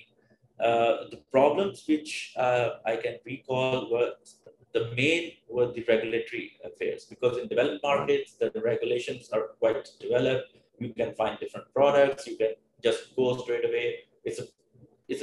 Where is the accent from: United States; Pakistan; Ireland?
Pakistan; moved away as an adult; also born or lived in Melbourne, Australia; coming back to my hometown with my family